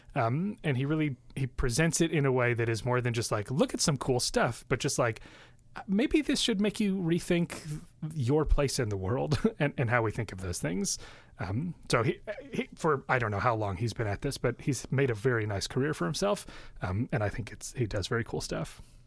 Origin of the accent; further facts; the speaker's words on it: Mount Prospect, Illinois, United States; I, I, grew up in Mount Prospect, which is a northwest suburb of Chicago